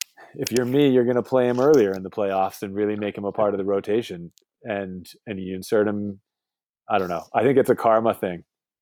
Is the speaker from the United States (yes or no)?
yes; Boston, Massachusetts, United States; moved away as an adult; now in West Coast, United States; Look, I moved away from Boston close to 15 years ago now to live on the West Coast